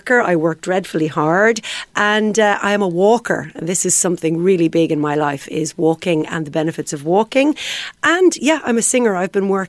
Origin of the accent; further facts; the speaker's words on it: Ireland; I'm Irish.